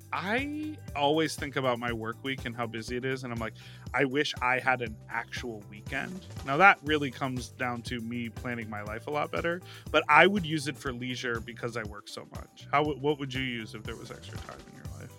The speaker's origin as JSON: {"language": "English", "town": "Chicago", "region": "Illinois", "country": "United States", "tie": "born or raised there", "also_born_or_lived": "upstate New York / Brooklyn, New York", "moved": "as an adult", "lives_now": "Los Angeles, United States", "said": "I grew up in Chicago"}